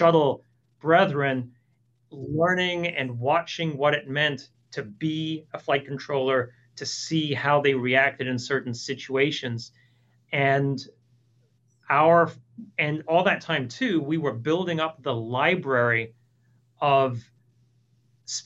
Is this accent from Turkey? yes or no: no; Toronto, Ontario, Canada; moved away as an adult; now in Houston, United States; I grew up in Toronto, although I currently live in Houston.